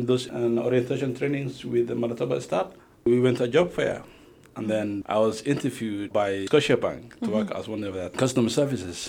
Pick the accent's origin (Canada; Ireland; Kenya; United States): Kenya; born or raised there; moved away as an adult; also born or lived in Somalia